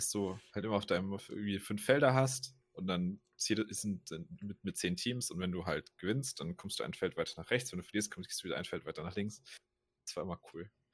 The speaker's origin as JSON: {"language": "German", "region": "Rhineland-Palatinate", "country": "Germany", "tie": "born or raised there", "said": "in meiner Heimatregion"}